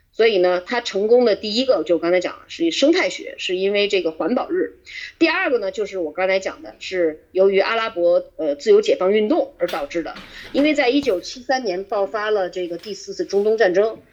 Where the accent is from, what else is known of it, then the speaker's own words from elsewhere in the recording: China; 它里面有两个隐藏的东西是我们中国人不太习惯的